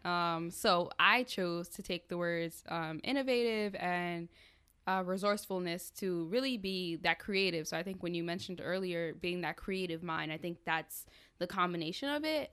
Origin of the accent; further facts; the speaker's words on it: Rockland County, New York, United States; moved away as an adult; also born or lived in Plattsburgh, New York; growing up in Rockland, if you're around Haitians, you were listening to Compa